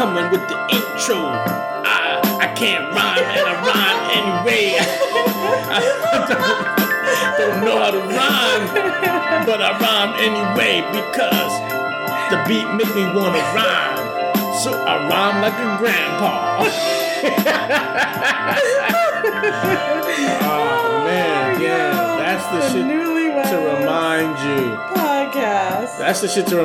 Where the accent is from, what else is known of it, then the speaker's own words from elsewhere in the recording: New York City, New York, United States; growing up in Corona, Queens